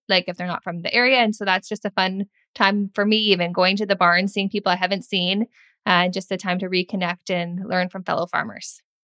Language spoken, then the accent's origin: English; South Simcoe County, Ontario, Canada; I grew up in South Simcoe County